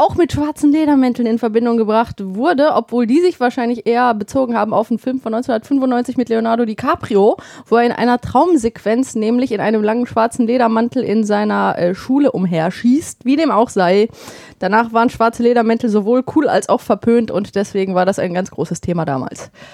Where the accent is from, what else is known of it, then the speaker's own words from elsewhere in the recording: Bottrop, North Rhine-Westphalia, Germany; moved away; bei uns in Bottrop damals